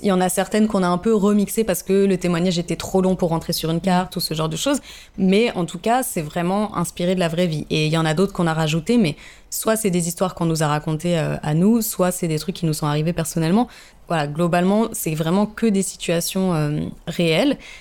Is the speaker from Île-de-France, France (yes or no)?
yes; Paris, Île-de-France, France; moved away as an adult; also born or lived in Lille / South Africa; now in Marseille, France; j'ai grandi à Paris